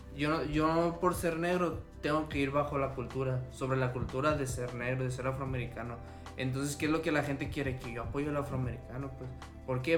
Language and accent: Spanish; Mazatlán, Sinaloa, Mexico; moved away as an adult; now in Culiacán, Mexico; yo crecí en Mazatlán, pero cuando yo me cambié de ciudad hacia aquí a Culiacán